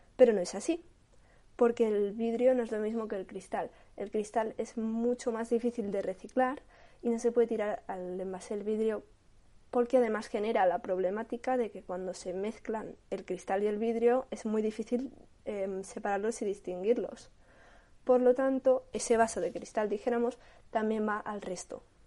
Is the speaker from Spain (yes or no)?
yes; Catalonia, Spain; yo soy de Cataluña